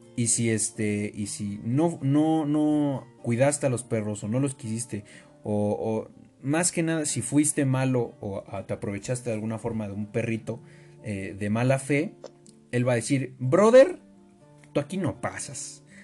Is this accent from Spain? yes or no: no; Mexico; todos los que somos mexicanos